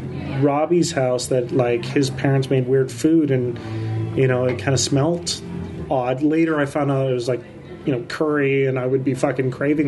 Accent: Calgary, Alberta, Canada; moved away; growing up in Calgary, tons of Chinese friends

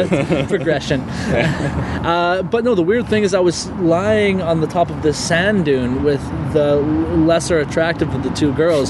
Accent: Canada; we're from Canada.

